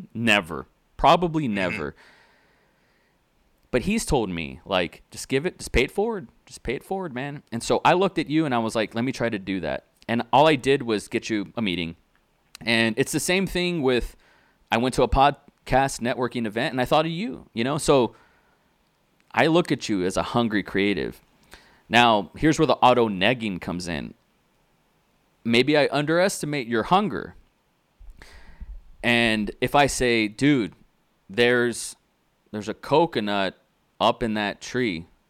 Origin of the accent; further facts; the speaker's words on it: Austin, Texas, United States; also born or lived in Tulsa / Dallas / McAllen; It's my real name. I'm from Austin, Texas. I was born in Tulsa, but I moved to Dallas, and I lived in the Valley. You know, McAllen, Harlingen, Brownsville, South Padre Island there, and you know, I grew up in a Hispanic.